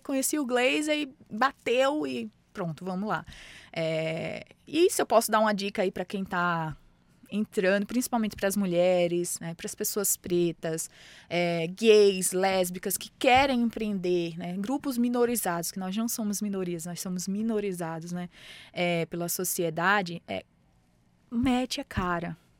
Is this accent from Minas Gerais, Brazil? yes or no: no; Mossoró, Rio Grande do Norte, Brazil; moved away as an adult; now in São Paulo, Brazil; Eu venho da periferia, é, de Mossoró, Rio Grande do Norte, venho da periferia, já passei por enchente